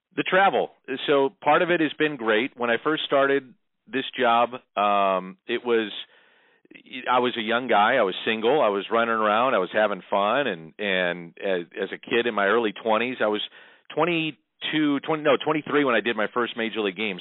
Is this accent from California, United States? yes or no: no; St. Louis, Missouri, United States; I grew up in South St. Louis, as you know, not too far from you